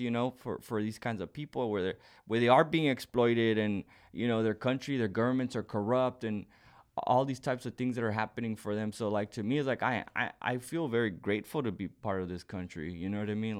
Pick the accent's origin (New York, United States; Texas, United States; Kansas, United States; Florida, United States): Texas, United States; Socorro; I grew up right right by the border in Socorro, Texas, outside of El Paso